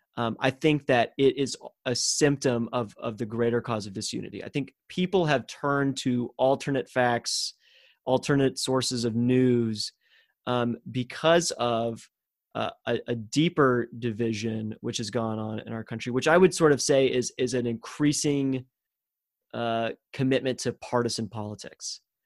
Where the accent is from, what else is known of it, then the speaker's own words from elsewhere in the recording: Texas, United States; as a Texan